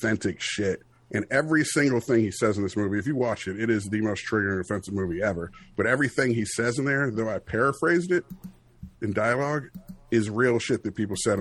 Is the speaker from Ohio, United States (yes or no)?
no; Oxon Hill, Maryland, United States; we grew up in Oxon Hill. We're like the only white kids in our neighborhood